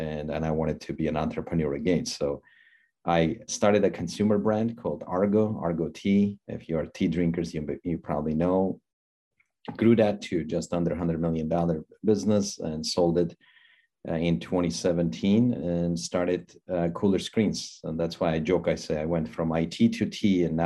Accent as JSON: {"language": "English", "country": "Armenia", "moved": "as an adult", "lives_now": "United States", "said": "I came from Armenia 26 years ago"}